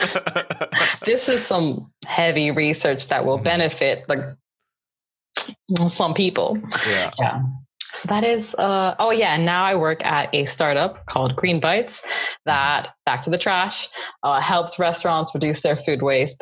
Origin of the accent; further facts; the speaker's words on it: South Florida, United States; I grew up in South Florida